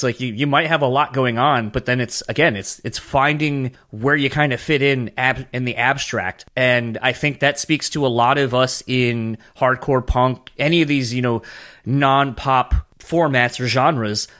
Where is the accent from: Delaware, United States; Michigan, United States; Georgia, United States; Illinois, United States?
Delaware, United States; moved away; I'm originally from Delaware initially